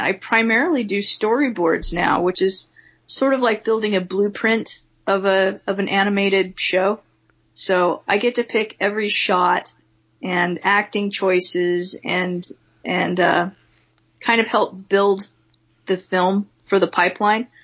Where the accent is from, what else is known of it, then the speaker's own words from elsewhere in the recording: Farmington, Utah, United States; I grew up mostly in Farmington, Utah